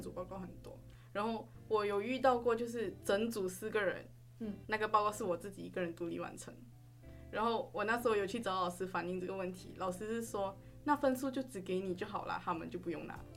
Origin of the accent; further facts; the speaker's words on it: Klang, Selangor, Malaysia; moved away as an adult; now in Chiayi, Taiwan; 我是来自马来西亚巴生的